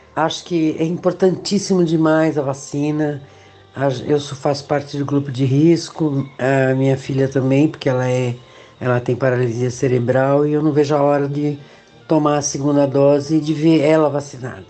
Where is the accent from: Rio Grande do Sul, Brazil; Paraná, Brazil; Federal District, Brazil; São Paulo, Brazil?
São Paulo, Brazil; now in São José, Brazil; eu sou de São Paulo, nascida na Moca, e atualmente eu moro em São José, uma cidade de Santa Catarina